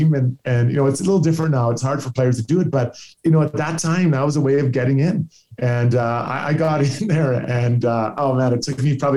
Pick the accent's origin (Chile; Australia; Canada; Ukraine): Canada; Edmonton, Alberta; this is my hometown